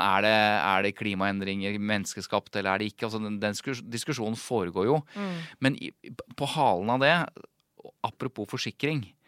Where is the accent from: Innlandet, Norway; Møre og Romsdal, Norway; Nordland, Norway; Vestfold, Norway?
Innlandet, Norway; Jevnaker; Jeg er jo fra Jevnaker